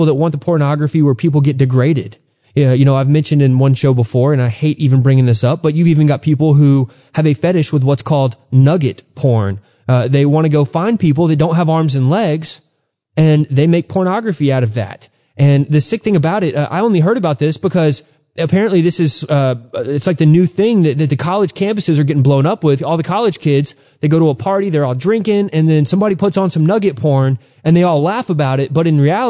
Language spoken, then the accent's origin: English; Texas, United States; growing up in Texas, there was tons of Mexican pride